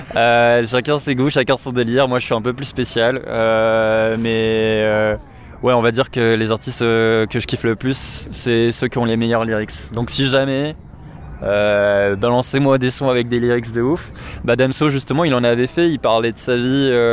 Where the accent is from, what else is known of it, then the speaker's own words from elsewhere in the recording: Paris, Île-de-France, France; je suis parisien et j'ai 25 ans